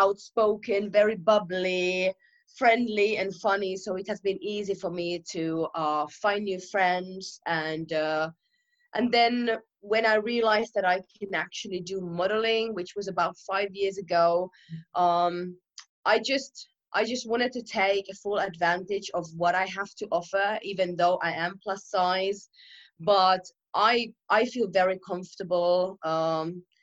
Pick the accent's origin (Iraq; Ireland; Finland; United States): Finland; moved away as an adult; now in London, United Kingdom; I'm from Finland originally and I moved to London about 3 years ago.